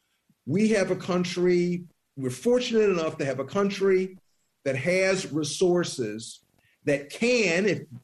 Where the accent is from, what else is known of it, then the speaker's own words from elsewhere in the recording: Columbia, South Carolina, United States; I'm from Columbia, South Carolina